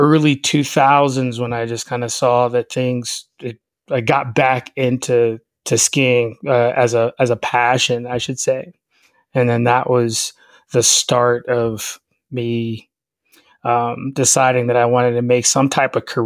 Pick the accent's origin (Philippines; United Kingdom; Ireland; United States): United States; Chicago, Illinois; now in Lake Tahoe, United States; I'm originally from Chicago, and I'm going to make a point. I am from the South Side. I am from the city